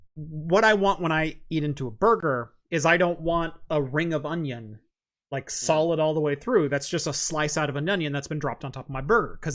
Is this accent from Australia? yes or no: no; Phoenix, Arizona, United States; I'm from Phoenix.